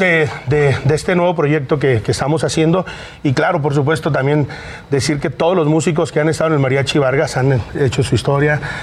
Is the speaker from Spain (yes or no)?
no; Mexico